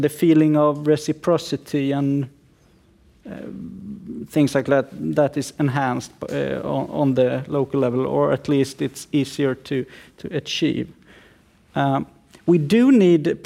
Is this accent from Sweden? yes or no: yes; Sweden; I'm a lawyer from Sweden